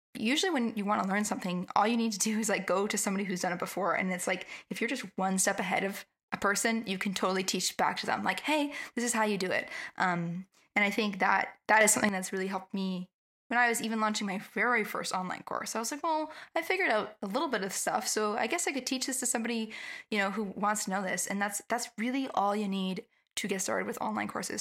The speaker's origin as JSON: {"language": "English", "country": "Canada", "said": "I'm from Canada"}